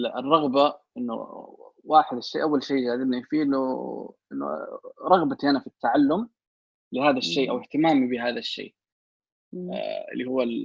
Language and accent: Arabic; Saudi Arabia; في عندنا جامعه الكترونيه سعوديه